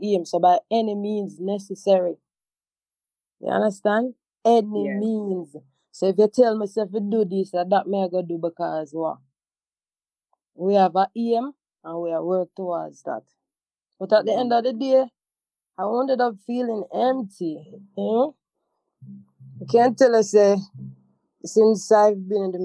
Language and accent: English; Montego Bay, Saint James, Jamaica; I had to go back to Montego Bay, to my home, my hometown, my mother house.